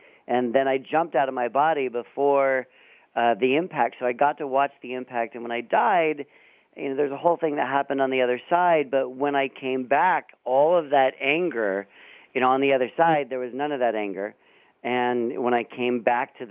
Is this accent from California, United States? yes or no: yes; San Francisco Bay Area, California, United States; I grew up in the Bay Area up north